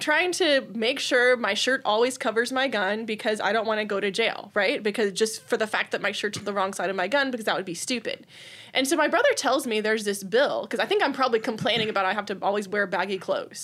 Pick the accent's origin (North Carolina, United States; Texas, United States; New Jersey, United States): Texas, United States; Austin; I grew up in the Austin area. I've lived in Austin area all my life